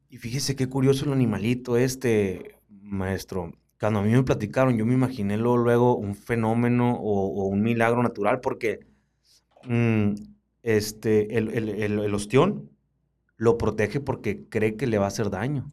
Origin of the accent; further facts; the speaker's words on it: Baviácora, Sonora, Mexico; los chiltepineros de Baviácora